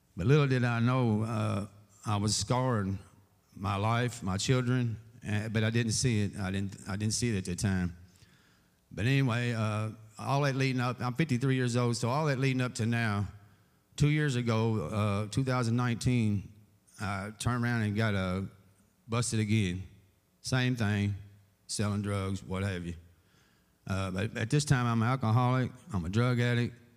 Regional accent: Owensboro, Kentucky, United States; born and raised in Owensboro all my life

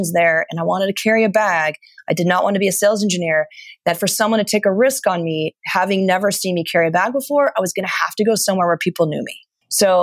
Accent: Ventura County, Southern California, United States; also born or lived in San Luis Obispo, California; actually from Southern California, natively, I grew up in Ventura County

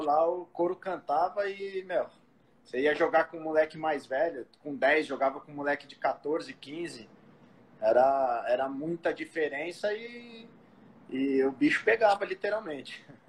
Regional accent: São Paulo, Brazil; eu sou natural de São Paulo, aqui da Zona Leste, é, do Tatuapé

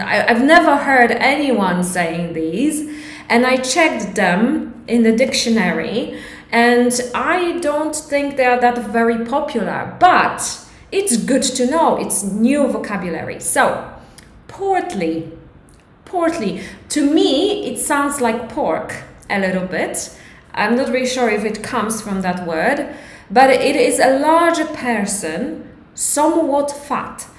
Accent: Poland; English is a second language; it is a little bit uh, difficult for Polish people because our grammar is completely different

